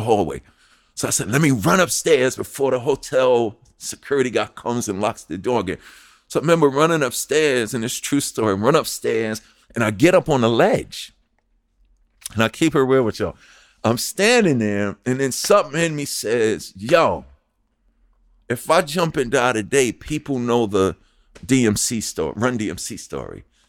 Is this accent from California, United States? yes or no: no; New York City, New York, United States; moved away; also born or lived in New Jersey; from Hollis, Queens, New York.